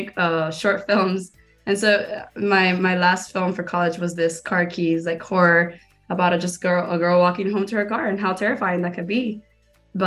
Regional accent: Miami, Florida, United States; moved away as an adult; also born or lived in Gainesville, Florida; now in Los Angeles, United States; I am born and raised in Miami.

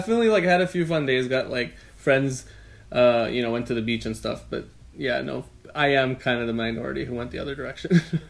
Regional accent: Los Angeles, California, United States; moved away as an adult; now in Santa Cruz, United States; I'm from

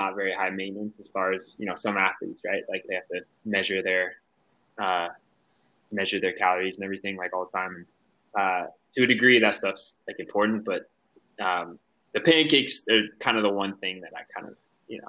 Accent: Durango, Colorado, United States; growing up in Durango

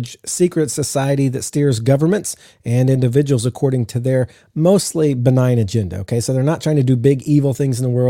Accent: the South, United States; I'm from the South.

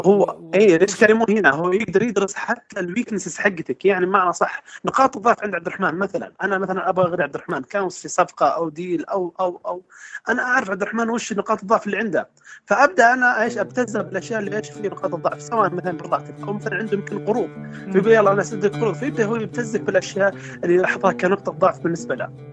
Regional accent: Saudi Arabia; عندنا في السعوديه

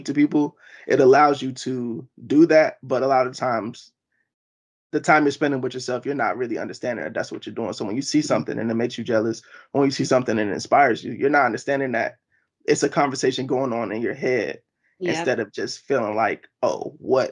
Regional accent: Baltimore, Maryland, United States; I just moved back home to Baltimore, Maryland

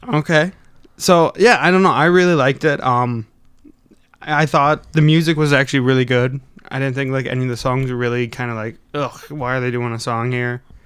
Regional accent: Wisconsin, United States; accent: Wisconsin; I've noticed with Wisconsin accents too, is we really kinda slur our talk

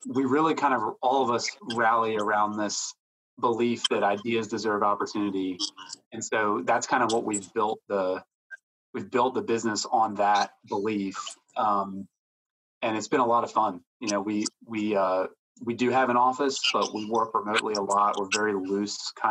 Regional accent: outside of Philadelphia, Pennsylvania, United States; moved away as an adult; now in Raleigh, United States; I grew up in outside of Philadelphia, been here in Raleigh since 2012

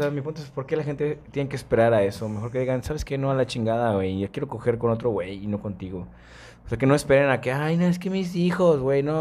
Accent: Cuba; porque soy cubana

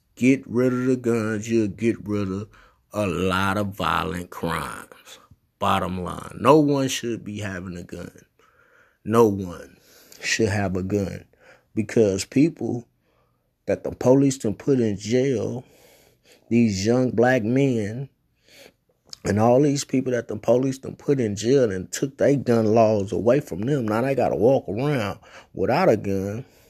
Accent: United States; I was born in America. So I'm a American citizen

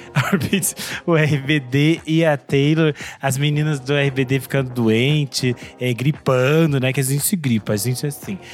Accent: Brazil; eu sou brasileira

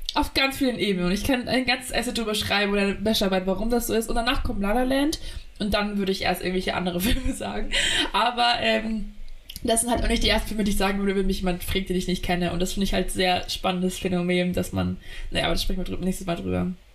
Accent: Munich area, Bavaria, Germany; als Münchner Dorfkind

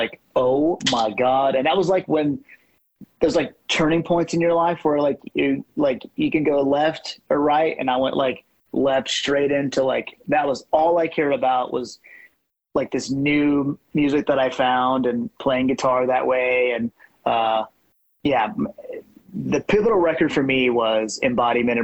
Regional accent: Fort Worth, Texas, United States; we grew up in Fort Worth

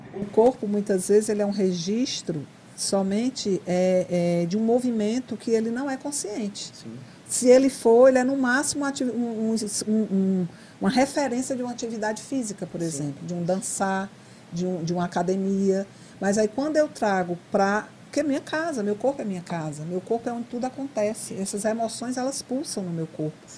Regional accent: Fortaleza, Ceará, Brazil; moved away as an adult; now in Mossoró, Brazil; eu sou cearense de Fortaleza, estou em Mossoró há 14 anos

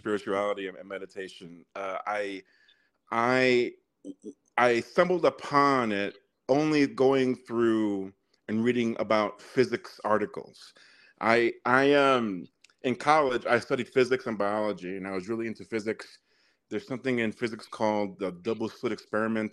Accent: New York City, New York, United States; moved away as an adult; now in Arizona, United States; I'm originally from New York City, born and raised in Harlem

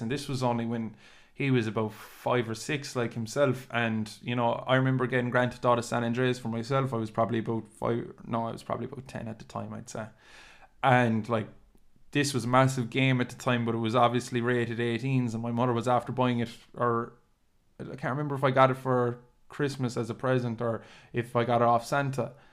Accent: Dunmanway, Munster, Ireland; also born or lived in Cork; we grew up in Castle Street

